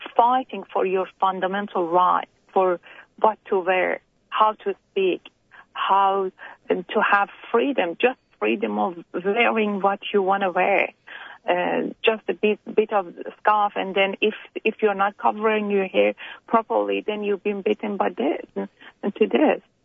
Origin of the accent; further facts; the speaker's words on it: Iran; now in Australia; we're all immigrants from Iran here in Australia, America, or Canada.